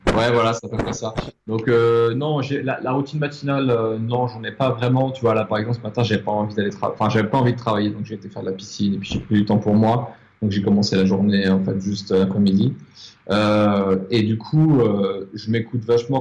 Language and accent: French; France; moved away as an adult; also born or lived in Paris; now in Mauritius; J'habite à l'île Maurice, alors que je suis français, que j'ai vécu à Paris